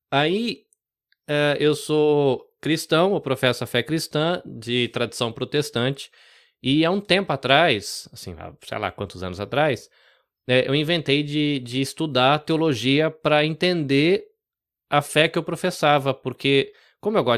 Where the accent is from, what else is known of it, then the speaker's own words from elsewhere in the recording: Rio Claro, São Paulo, Brazil; also born or lived in Salvador; eu nasci em Salvador, na Bahia, cresci no interior de São Paulo. Né? Fui muito pequenininho, minha família é um bando de baiano que foi para São Paulo ganhar vida, né?